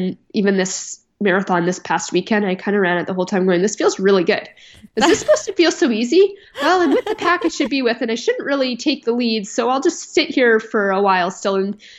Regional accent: Canada; I'm Canadian and I train in kilometers.

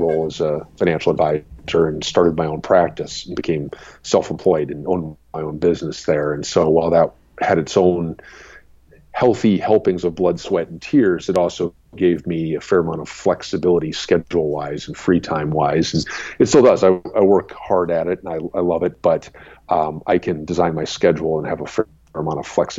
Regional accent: Madison, Wisconsin, United States; now in Minnesota, United States; I grew up in Madison, Wisconsin, and the house I grew up in, right out my back door was railroad

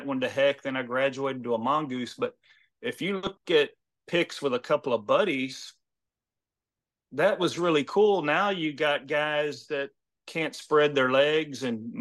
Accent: Houston, Texas, United States; also born or lived in Lufkin, Texas; I was born in Lufkin, Texas

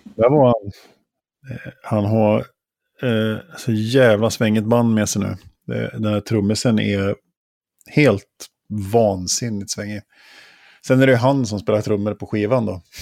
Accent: Åre, Jämtland, Sweden; i Åre där jag växte upp när jag var tonåring

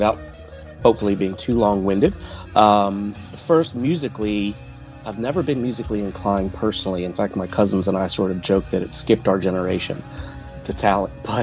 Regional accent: Baltimore, Maryland, United States; now in Virginia, United States; I now live in Virginia, but I grew up in Baltimore.

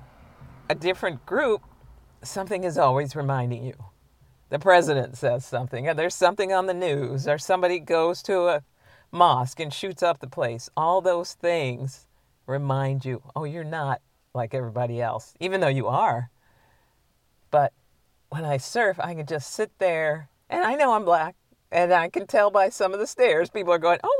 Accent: United States; I'm an American.

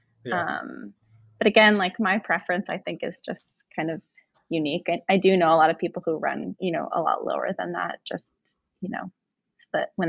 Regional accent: Vermont, United States; I'm from Vermont.

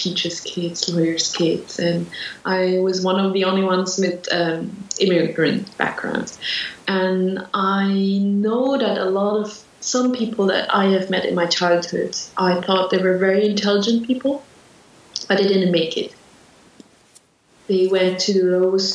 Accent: Switzerland; I was born in Switzerland. And I grew up in a very small town in Switzerland

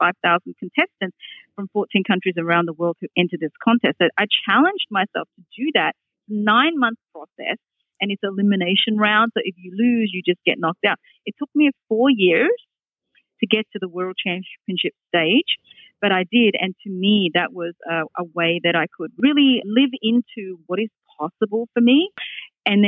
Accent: Australia; accent: Australian; moved away as an adult; also born or lived in Hong Kong; now in Boston, United States; my accent comes from, because I grew up in Australia

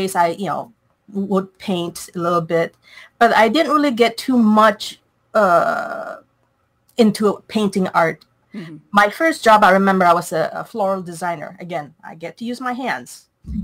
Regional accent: Malaysia; moved away as an adult; Originally, I'm from Malaysia. I've been here since I was 18 years old

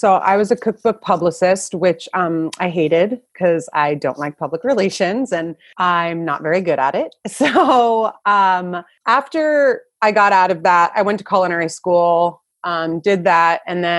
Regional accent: New Jersey, United States; accent: New Jersey; moved away as an adult; also born or lived in New York / California; I'm born and raised in New Jersey.

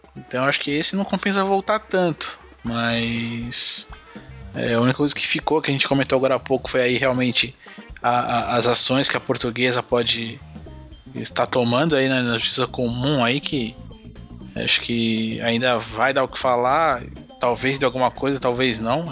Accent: Guarulhos, São Paulo, Brazil; como sempre aqui na minha terra de Guarulhos

